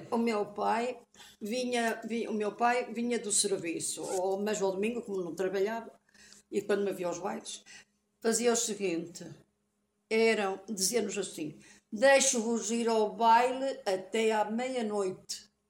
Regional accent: Portugal; also born or lived in Passo; Nasci ali no Cruzeiro, ali naquela casa que hoje está.

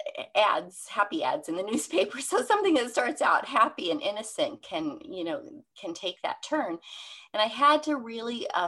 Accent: Seattle, Washington, United States; I'm from the Seattle area

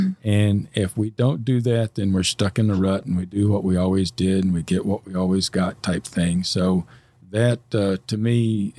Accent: Fairborn, Ohio, United States; our community in Fairborn. I mean, it's my hometown. Anyway, I've lived here longer than I have anywhere else.

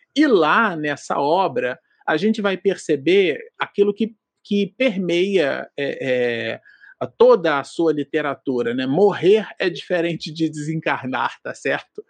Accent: Rio de Janeiro, Brazil; nossa juventude, lá em Santa Cruz, no Rio de Janeiro, na Zona Oeste

